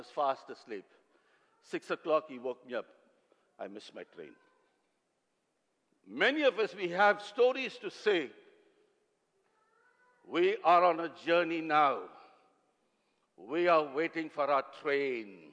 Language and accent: English; South India, India; I come from South India